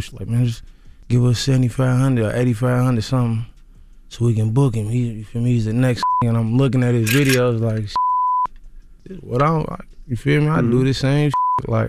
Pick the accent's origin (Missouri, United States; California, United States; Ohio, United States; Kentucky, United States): Kentucky, United States; Louisville; I'm from Louisville, Kentucky.